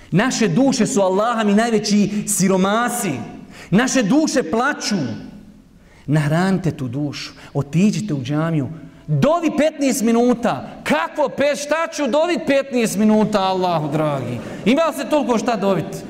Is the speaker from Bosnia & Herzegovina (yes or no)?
yes; Bosnia & Herzegovina; ja sam iz Bosne